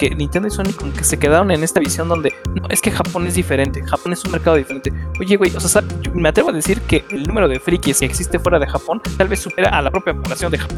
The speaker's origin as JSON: {"language": "Spanish", "country": "Mexico", "said": "nosotros como mexicanos de, este lado de este continente"}